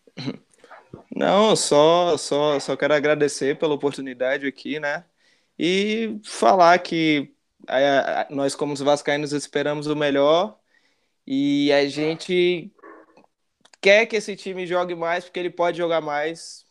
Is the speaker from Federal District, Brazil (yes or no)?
yes; Brasília, Federal District, Brazil; Eu sou do Gama, né, aqui de Brasília.